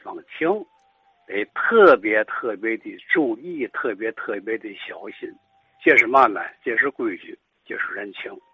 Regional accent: Tianjin, China; 咱们天津人这个心情是嘛呢

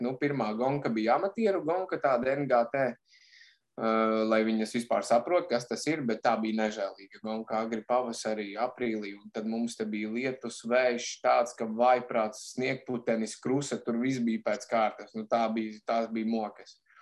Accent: Bikseri, Madona Municipality, Latvia; moved away as an adult; also born or lived in England; nāku es no Madonas novada, teiksim, no maza miesta, kas saucās Biksēra

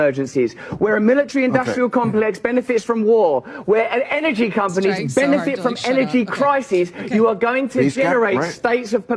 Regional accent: England, United Kingdom; I'm English

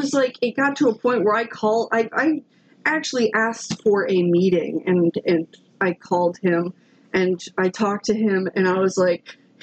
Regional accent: Florida, United States; And second off, I'm from Florida, and I get it.

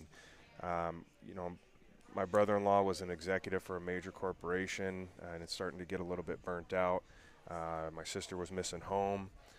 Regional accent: University Place, Washington, United States; We're from University Place, Washington. That's a small city just about 40 miles south of Seattle, just outside of Tacoma, Washington.

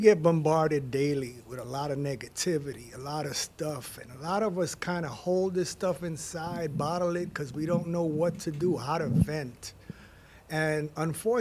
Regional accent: New York City, New York, United States; I grew up in the Bronx. I'm from the Bronx

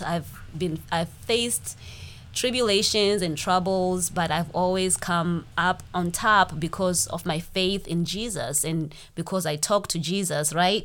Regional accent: Zimbabwe; moved away as an adult; now in United States; I'm from Zimbabwe. That's why I have this accent

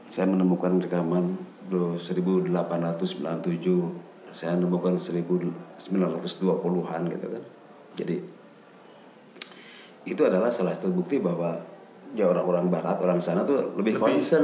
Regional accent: West Java, Indonesia; Jadi kalau kita autokritik ya, kurang batasi, kurang sebagai orang Sunda ya.

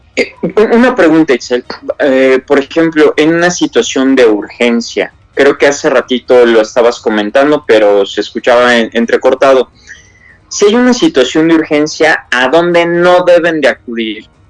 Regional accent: Mexico; Somos mexicanos

